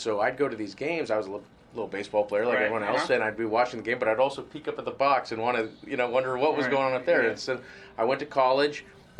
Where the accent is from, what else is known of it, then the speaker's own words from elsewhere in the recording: Bay Area, California, United States; I grew up in the Bay Area